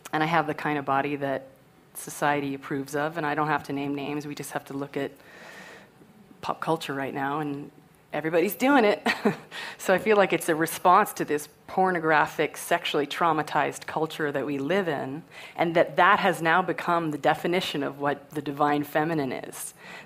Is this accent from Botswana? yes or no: no; Canada; I'm Canadian